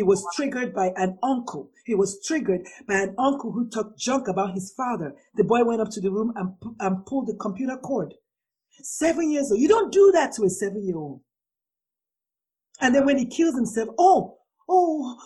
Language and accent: English; Nigeria; I'm a Nigerian